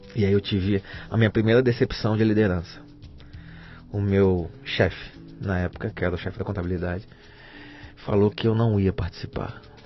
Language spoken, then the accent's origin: Portuguese; Rio de Janeiro, Brazil; moved away as an adult; now in São Paulo, Brazil; Rio de Janeiro, cara. Eu cresci na Penha.